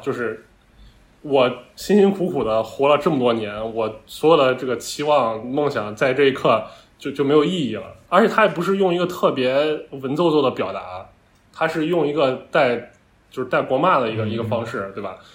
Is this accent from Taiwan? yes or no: no; Northwest China, China; 我本身是一个 于田的老乡嘛，我是个西北人